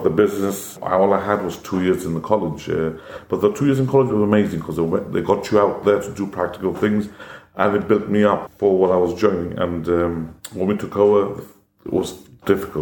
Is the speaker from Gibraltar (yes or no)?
yes; Gibraltar; born or raised there; English is a second language; also born or lived in India